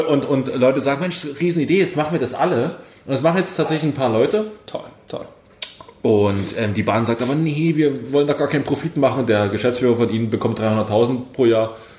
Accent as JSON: {"language": "German", "town": "Pulsnitz", "region": "Saxony", "country": "Germany", "tie": "born or raised there", "moved": "yes", "said": "in Pulsnitz, in meiner Heimatstadt"}